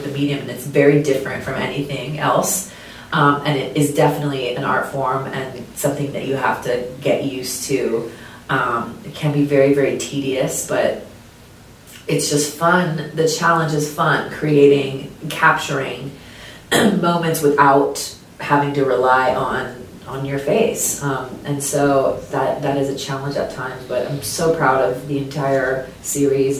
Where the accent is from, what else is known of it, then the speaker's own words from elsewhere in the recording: Anaheim, California, United States; growing up in Anaheim